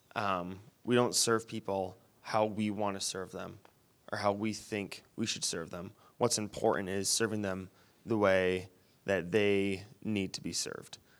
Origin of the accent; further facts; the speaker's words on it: Wyoming, Michigan, United States; where I grew up in Wyoming, it's completely different from the west side, and it's twenty minutes from here